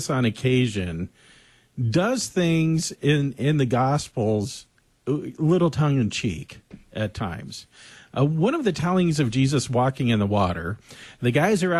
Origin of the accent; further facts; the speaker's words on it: Southern California, United States; growing up in Southern California